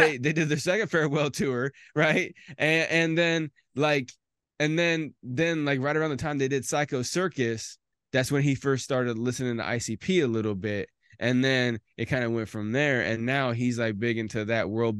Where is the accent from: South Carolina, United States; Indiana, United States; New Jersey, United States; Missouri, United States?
Indiana, United States; I'm from Indiana